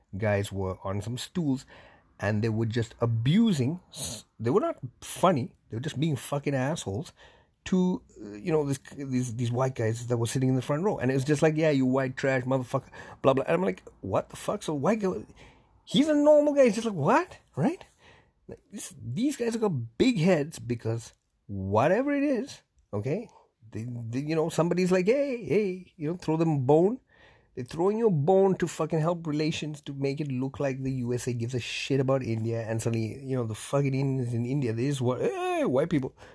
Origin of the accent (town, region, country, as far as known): Canada